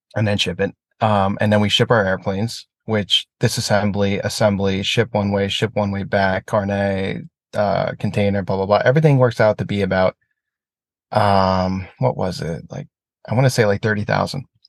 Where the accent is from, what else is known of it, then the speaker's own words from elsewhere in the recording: United States; as an American